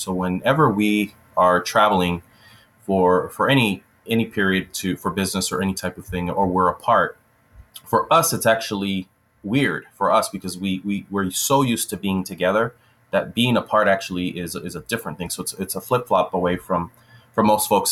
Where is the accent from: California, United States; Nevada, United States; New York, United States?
California, United States; Los Angeles; moved away as an adult; now in Wisconsin, United States; I am originally from Los Angeles, California, and that's where I was born and raised for a portion of my life. And I currently live in Wisconsin